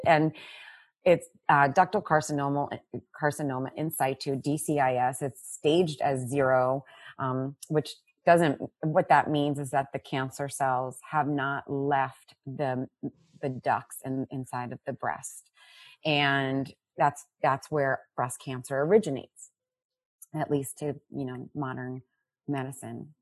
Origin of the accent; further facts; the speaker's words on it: South Florida, United States; also born or lived in Brooklyn, New York; now in New Jersey, United States; I am uh, living in New Jersey now, but I grew up in Florida, born in Brooklyn